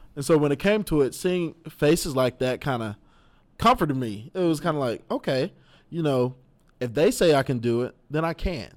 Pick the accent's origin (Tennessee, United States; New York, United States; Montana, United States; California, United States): Tennessee, United States; Knoxville; Being from Knoxville